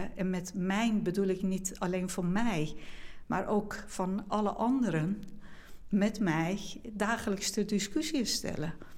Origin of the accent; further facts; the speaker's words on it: Iran; now in Netherlands; in Iran, ik meen dat nu zijn we iets van 85 miljoen uh, bewoners in Iran. Met zoveel diversiteit van etniciteiten, taal en religie. Ehm, en in de omgeving waar ik ben opgegroeid